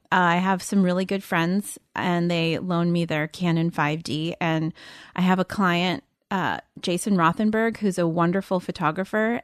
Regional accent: Los Angeles, California, United States; also born or lived in New York; Here in L A. I grew up in the Valley.

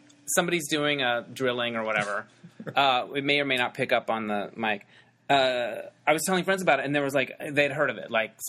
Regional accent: Arizona, United States; I'm from Arizona.

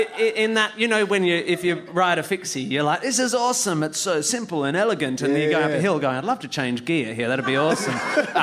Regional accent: Perth, Western Australia, Australia; born or raised there

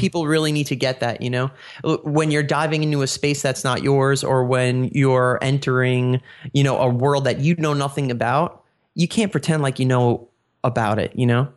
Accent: New York, United States; now in Pennsylvania, United States; I was born and raised in New York

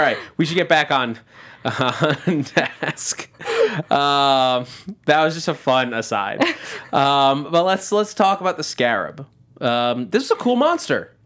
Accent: near Sleepy Hollow, New York, United States; I grew up right near Sleepy Hollow, like two towns over

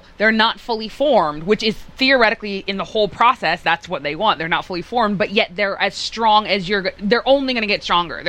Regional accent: Boston, Massachusetts, United States; Well, ironically, I am from Boston, and I don't have an accent.

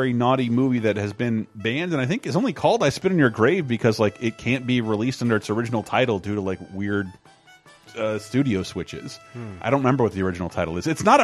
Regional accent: Tallahassee, Florida, United States; my hometown of Tallahassee, Florida

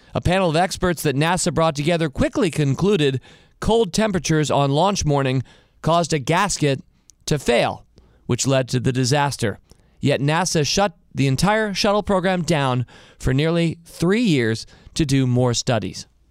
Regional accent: United States; I was an entrepreneur from America

